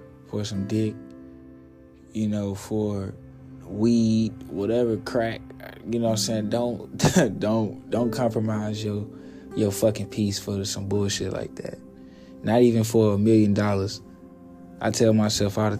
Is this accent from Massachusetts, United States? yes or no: no; Little Rock, Arkansas, United States; growing up in Little Rock, Sam's Barbecue